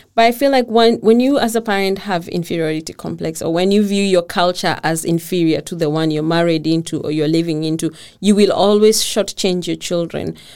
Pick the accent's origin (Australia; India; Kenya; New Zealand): Kenya; first language Kikuyu; English is a second language; moved away as an adult; now in Denmark; we go down in the village because that's where I come from.